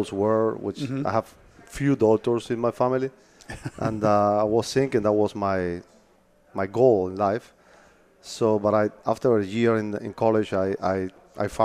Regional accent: Havana, Cuba; moved away as an adult; now in Fort Myers, United States; I was born and raised in Havana, Cuba

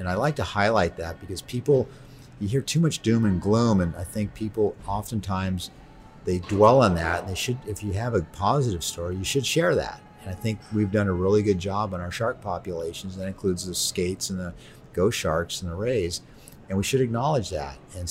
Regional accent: California, United States; I'm from California

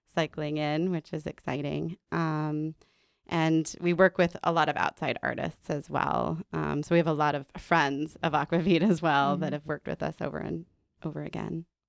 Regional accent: Denver, Colorado, United States; also born or lived in Minnesota / Kentucky / New York / Florida; now in Chicago, United States; I was born and raised in Denver, Colorado, um, by the mountains.

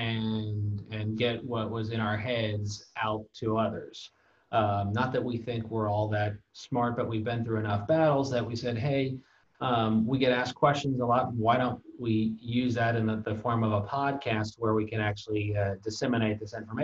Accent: California, United States; I've lived in the same 50-mile radius my entire life

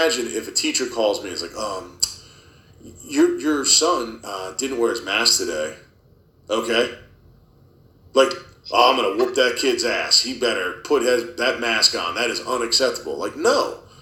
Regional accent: Herndon, Virginia, United States; moved away as an adult; also born or lived in Loudoun County, Virginia; now in Western Loudoun County, United States; we moved out here from Fairfax, right? We were in Herndon, and we left Fairfax because of the direction it was headed. I'm like, man, this place is not the place I grew up in.

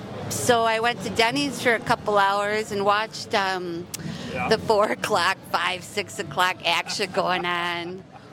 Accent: Milwaukee, Wisconsin, United States; now in Key West, United States; I'm from Wisconsin.

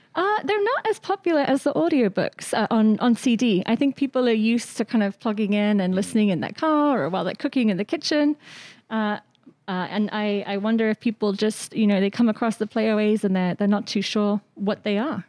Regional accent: Shrewsbury, West Midlands, United Kingdom; moved away; I grew up uh, in Shrewsbury, which is a, a, town in Shropshire

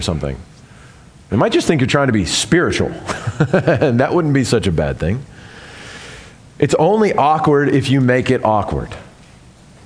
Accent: the South, United States; I'm from the South

